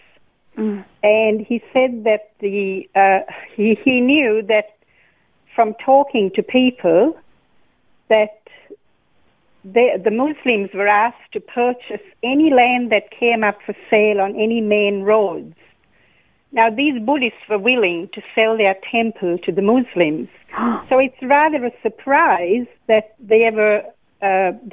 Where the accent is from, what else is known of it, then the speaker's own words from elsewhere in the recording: Sri Lanka; now in Ferny Grove, Australia; I was born in Sri Lanka and came over 50 years ago